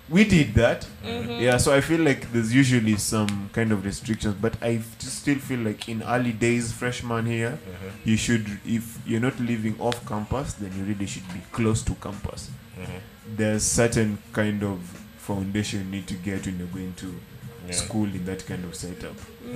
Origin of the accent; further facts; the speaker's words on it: Homa Bay, Homa Bay County, Kenya; moved away; when I'm growing up in Homa Bay, I'm going to school at 7 o'clock.